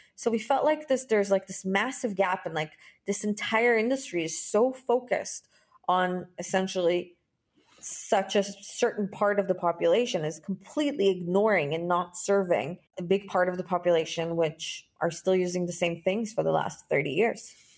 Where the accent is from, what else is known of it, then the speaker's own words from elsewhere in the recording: Israel; I was born and raised in Israel